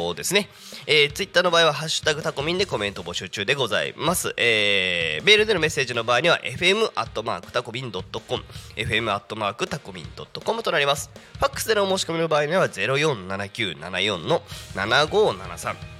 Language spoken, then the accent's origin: Japanese; Yokohama, Kanagawa, Japan; 私の出身の FM であ横浜だとね、まあ、FM 横浜さんがあったんですけども